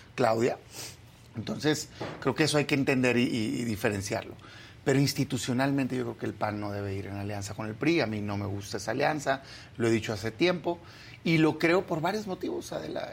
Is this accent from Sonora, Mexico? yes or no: yes; Sonora, Mexico; now in Mexico City, Mexico; yo, soy de Sonora, pero ya vivo, vivo acá en la Ciudad de México